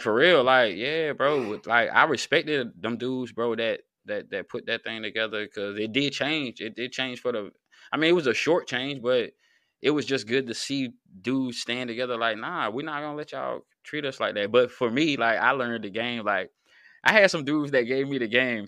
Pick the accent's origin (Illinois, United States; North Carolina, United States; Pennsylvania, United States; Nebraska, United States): North Carolina, United States; also born or lived in Virginia; I'm from North Carolina